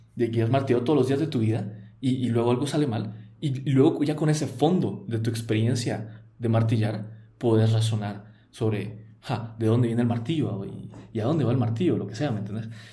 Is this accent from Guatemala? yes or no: yes; Guatemala; first language Spanish; yo nací en Guatemala, yo aprendí el español, yo fui criado católico